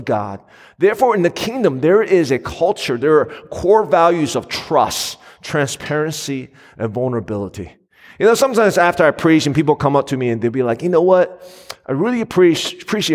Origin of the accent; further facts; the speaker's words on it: United States; my wife and I grew up in the Asian American community